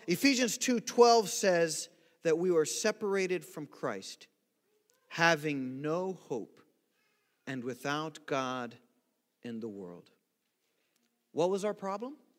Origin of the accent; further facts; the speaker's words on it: Brazil; now in United States; growing up in Brazil